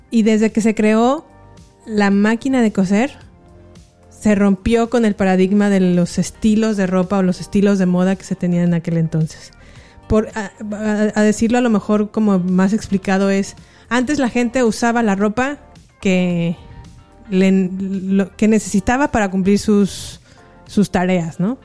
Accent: San Miguel de Allende, Guanajuato, Mexico; moved away as an adult; also born or lived in León, Guanajuato / United States; Nací, crecí en San Miguel de Allende

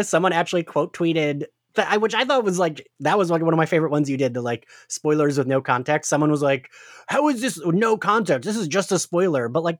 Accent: New Jersey, United States; accent: Jersey; It's my Jersey accent.

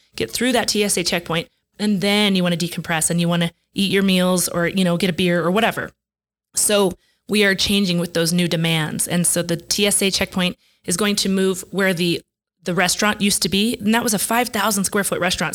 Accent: Denver, Colorado, United States; moved away as an adult; now in New Mexico, United States; growing up in Denver

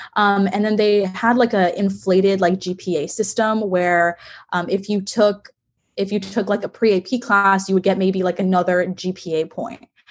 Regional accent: Texas, United States; I'm from Texas

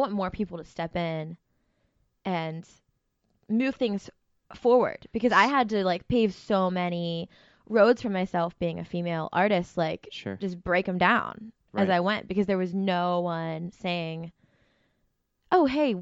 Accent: Zelienople, Pennsylvania, United States; moved away as an adult; now in Pittsburgh, United States; I grew up north of here in this small town called Zelianople, PA

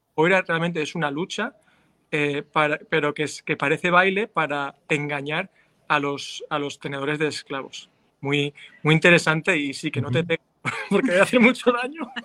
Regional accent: Valencia, Valencian Community, Spain; now in Kansas City, United States; yo soy de Valencia

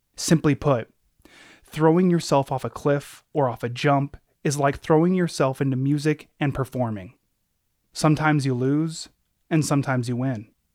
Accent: Anchorage, Alaska, United States; growing up in Anchorage, where I'm from

